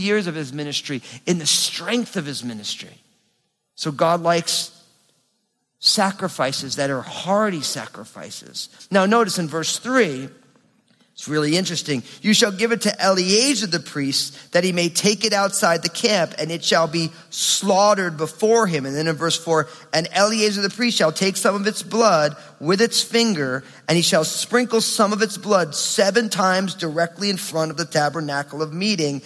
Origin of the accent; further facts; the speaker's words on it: New Jersey, United States; I'm from New Jersey